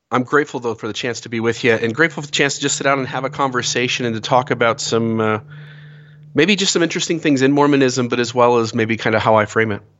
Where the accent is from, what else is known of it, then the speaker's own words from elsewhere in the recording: Sandusky, Ohio, United States; moved away as an adult; now in Santa Clara, United States; born and raised in Sandusky, Ohio